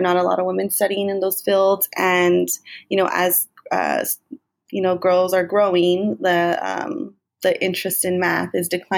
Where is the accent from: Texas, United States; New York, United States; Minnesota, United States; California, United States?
California, United States; Bell Gardens; also born or lived in Whittier / Compton; I grew up in Southeast Los Angeles, Bell Garden specifically